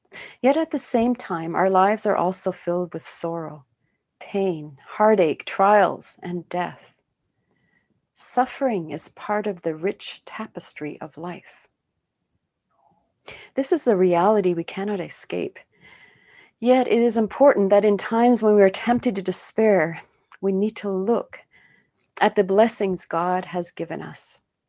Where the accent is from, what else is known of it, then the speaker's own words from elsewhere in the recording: Sweden; born there; I was born in Sweden, and my relatives in Sweden often hold family reunions.